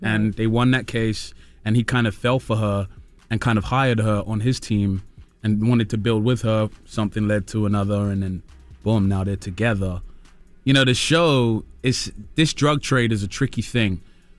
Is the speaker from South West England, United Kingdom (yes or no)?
no; Peckham, London, United Kingdom